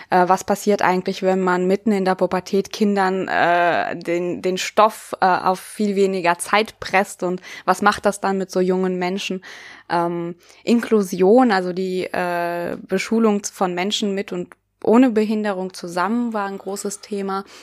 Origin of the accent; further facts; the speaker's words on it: Siberia, Russia; now in Germany; Ich komme ja selber aus Sibirien, das heißt, ich hatte schon mal so eine ganz andere Lebenserfahrung, auch als Kind schon mit mir